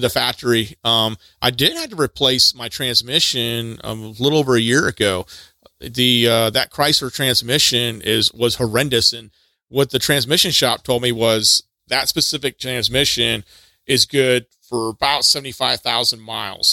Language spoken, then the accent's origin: English; Texas, United States; moved away; I'm from Texas originally